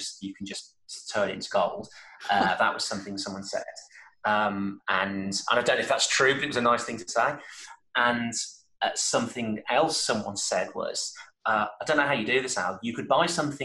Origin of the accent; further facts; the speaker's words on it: Birmingham, West Midlands, United Kingdom; I'm from Birmingham